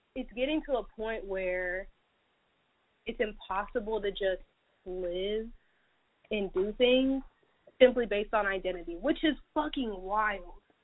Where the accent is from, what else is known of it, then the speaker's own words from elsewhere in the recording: Atlanta, Georgia, United States; I'm from Atlanta, Georgia